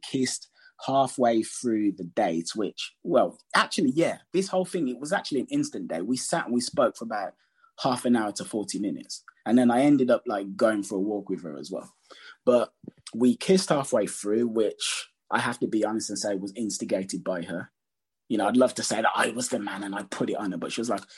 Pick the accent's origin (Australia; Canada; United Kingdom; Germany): United Kingdom; Birmingham, West Midlands; I'm from Birmingham.